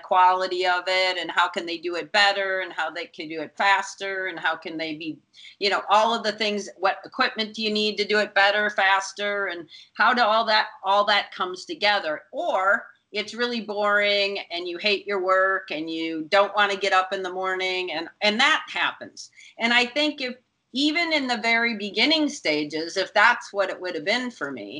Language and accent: English; Minnesota, United States; I grew up in Minnesota